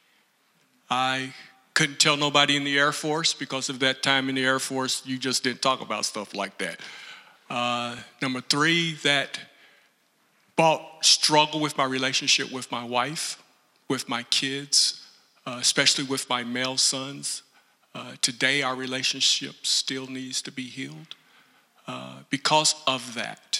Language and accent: English; Danville, United States; moved away as an adult; I was raised here in Danville.